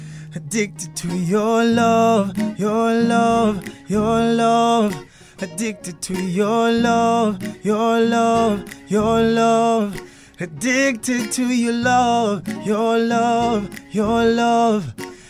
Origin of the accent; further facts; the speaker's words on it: South Africa; first language Xhosa; English is a second language; But in Isixhosa, obviously, it's my mother tongue, so it's easier.